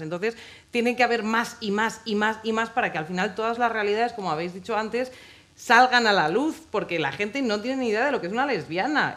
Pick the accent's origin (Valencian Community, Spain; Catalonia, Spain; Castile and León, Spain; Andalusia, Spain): Castile and León, Spain; Ávila; moved away as an adult; yo soy de Ávila, yo no nací en Madrid, yo crecí allí hasta los 18 años